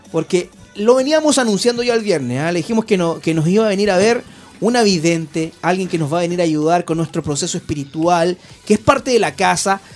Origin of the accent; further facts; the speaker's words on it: Antofagasta, Chile; also born or lived in Rancagua; now in Santiago, Chile; yo soy de Antofagasta